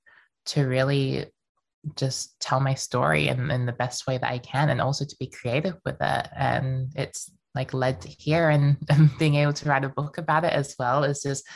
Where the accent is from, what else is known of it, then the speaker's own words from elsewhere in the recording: Melbourne, Victoria, Australia; also born or lived in Queensland; I was born in Queensland, but then moved to Melbourne when I was around 5 years old